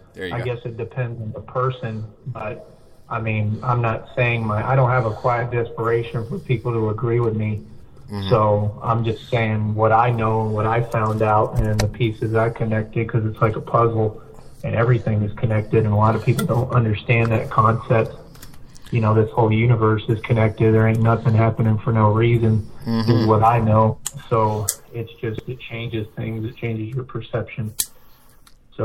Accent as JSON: {"language": "English", "town": "Austin", "region": "Texas", "country": "United States", "tie": "born or raised there", "also_born_or_lived": "San Antonio, Texas", "said": "I was born in Austin, but right now I live, like, near San Antonio area"}